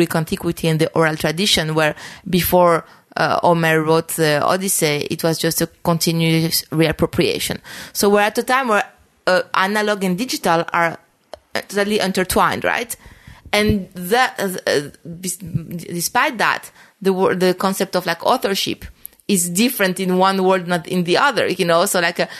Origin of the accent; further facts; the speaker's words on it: France; now in New York, United States; I grew up in France